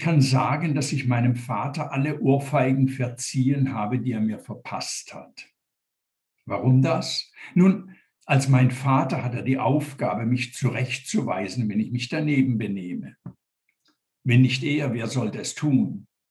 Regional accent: Tübingen, Baden-Württemberg, Germany; moved away as an adult; also born or lived in Zurich, Switzerland; now in Switzerland; als Junge in den 50er Jahren in Tübingen zum Beispiel, wo ich aufgewachsen bin.

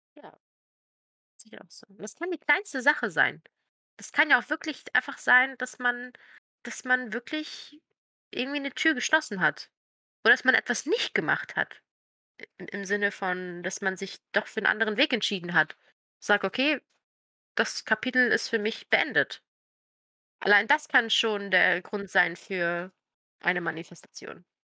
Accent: Croatia; moved away; meiner Heimat

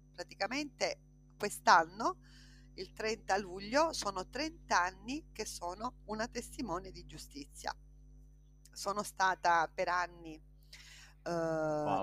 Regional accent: Partanna, Sicily, Italy; moved away as an adult; Io vengo da un paese, un piccolo paese che si chiama Partanna, in provincia di Trapani

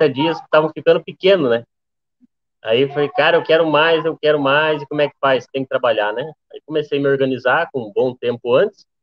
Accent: Rio Grande do Sul, Brazil; also born or lived in Mato Grosso; tenho 23 anos, sou natural do Mato Grosso, porém eu só nasci no Mato Grosso e fui embora para o Rio Grande do Sul, onde eu me criei lá, né?

